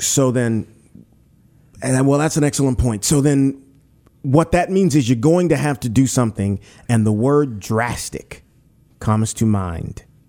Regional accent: Pointe Coupee Parish, Louisiana, United States; I'm from Pointe Puis Parish

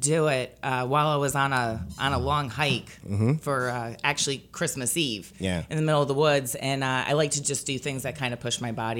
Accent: United States; now in Baton Rouge, United States; My house was flooded and I have no family here. Yeah. I'm originally from New York

